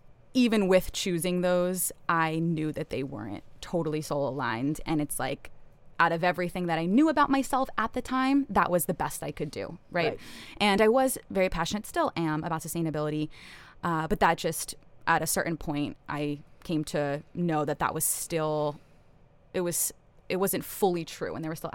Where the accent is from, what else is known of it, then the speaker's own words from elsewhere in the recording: New York, United States; moved away as an adult; also born or lived in East Coast; now in Kauai, United States; I'm from New York.